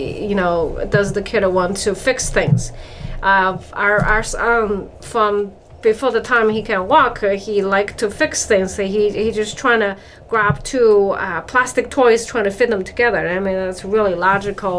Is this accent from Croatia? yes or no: no; China; moved away; I grew up in China